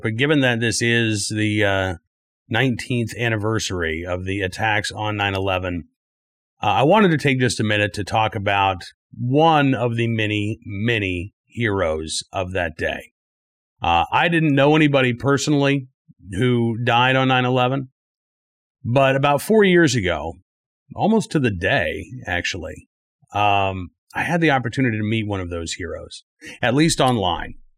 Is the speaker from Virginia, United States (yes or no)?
yes; Virginia, United States; my home state of Virginia